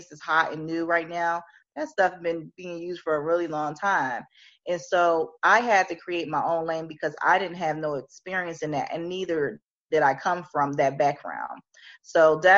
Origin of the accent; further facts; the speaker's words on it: Philadelphia, Pennsylvania, United States; I'm from Philly